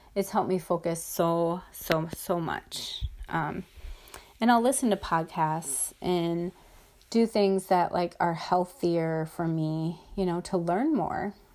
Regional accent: Midwest, United States; I'm from the Midwest.

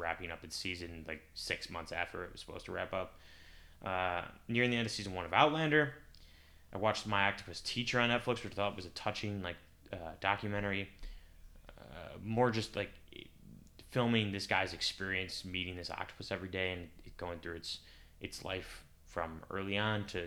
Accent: United States; I'm an American

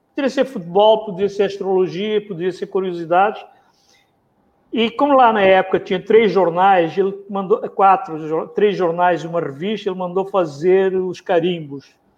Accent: Mozambique; now in Rio de Janeiro, Brazil; eu nasci em Moçambique, Sul da África, um país pequeno, ex-colônia portuguesa, vivi dentro, cresci de, dentro do colonialismo português

